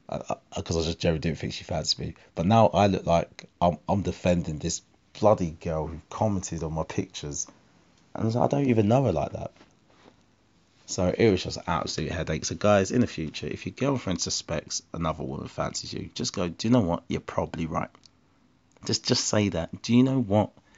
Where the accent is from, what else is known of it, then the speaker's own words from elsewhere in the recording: Essex, East of England, United Kingdom; I'm black. I'm from Essex